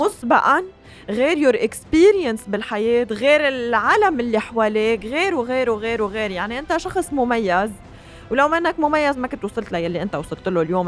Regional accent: Lebanon; نحن اليوم بحاجة كلبنانية

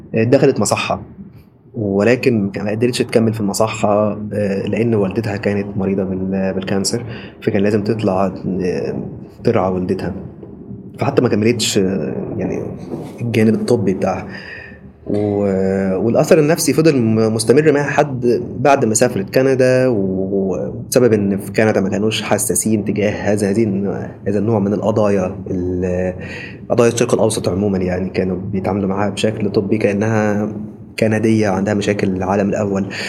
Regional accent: Egypt; moved away as an adult; انا محامي مصري آه، احب اقول ان انا محامي مصري سابقا يعني لان من بعد خروجي من مصر

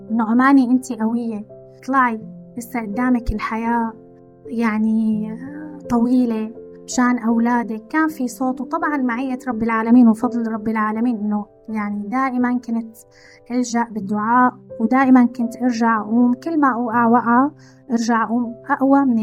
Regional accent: Syria; moved away; من وقت ما طلعت من بلدي هاي المشاعر ما فارقتني عدم الاستقرار عدم الشعور بالاستقرار والأمان من وقت ما طلعت من سوريا

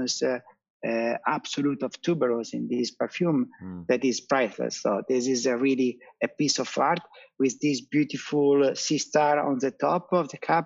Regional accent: Italy; we are Italian, you know, very very superstitious.

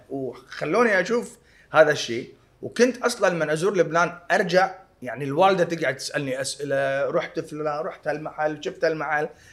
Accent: Kuwait; انا انخلقنا وانولدنا وتربينا وعشنا بالكويت

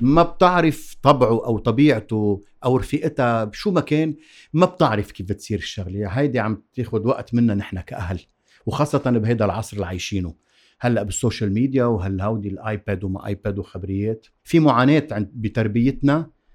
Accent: Zahle, Beqaa, Lebanon; أنا من زحلي وعندي الطموح والعنفوان الزحليوي

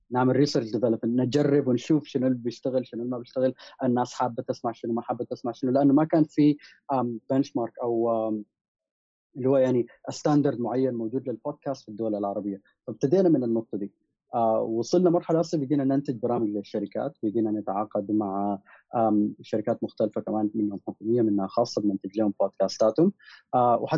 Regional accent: Sudan; also born or lived in Gulf / United States; انا كشاب سوداني متربى في الخليج كان في مشكلتين اول شيء انه لما كنت بمشي دول الغرب وانا في امريكا كنت آه، بدرس

